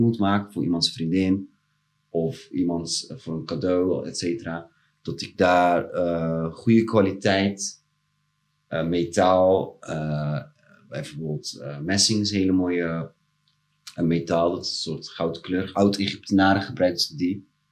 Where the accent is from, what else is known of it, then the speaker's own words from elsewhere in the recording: Rotterdam, South Holland, Netherlands; ik kom zelf uit Delzave.